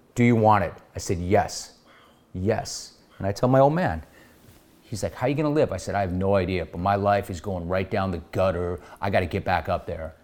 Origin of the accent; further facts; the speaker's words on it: Los Angeles, California, United States; I grew up in Los Angeles at a very different time